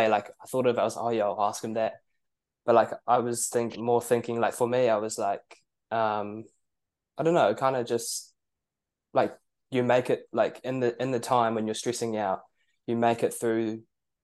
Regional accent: Queenstown, Otago, New Zealand; moved away as an adult; now in Dunedin, New Zealand; I'm from Queenstown originally

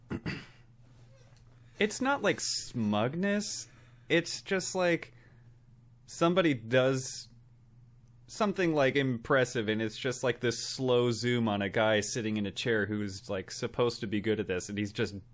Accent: Queens, New York, United States; No, I'm from Queens. I do things differently. I'm from this area of New York.

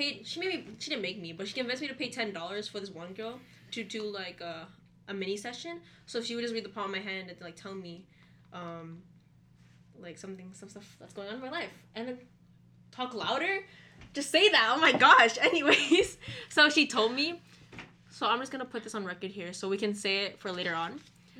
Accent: Philippines; He's basically my cousin too, because we're both Filipino.

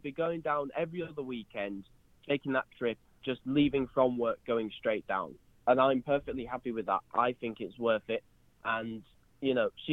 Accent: United Kingdom; I'm from the United Kingdom

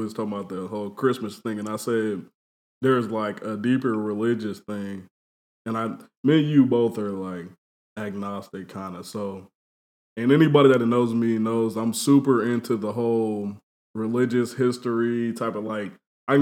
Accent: Indianapolis, Indiana, United States; also born or lived in Fort Wayne, Indiana; So me and him first moved to Indianapolis around the same time. He came here from L.A. I came here from Fort Wayne. We both came in sixth grade

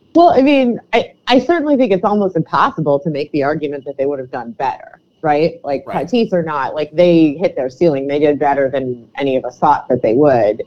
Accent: Cleveland, Ohio, United States; now in New York, United States; I'm from Cleveland

